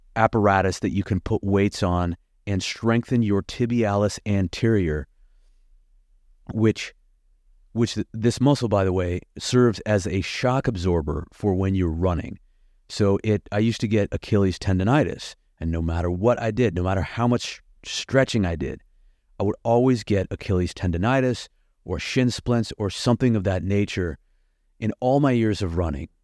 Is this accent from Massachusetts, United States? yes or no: no; Lincoln, Nebraska, United States; moved away as an adult; also born or lived in Bloomington, Indiana / Atlanta; living in my hometown of Lincoln, Nebraska